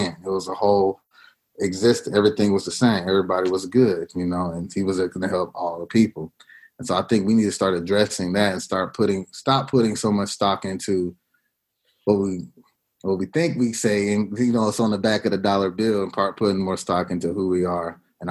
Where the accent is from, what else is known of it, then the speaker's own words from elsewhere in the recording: Louisiana, United States; also born or lived in Middle East; now in Texas, United States; I was born in Louisiana.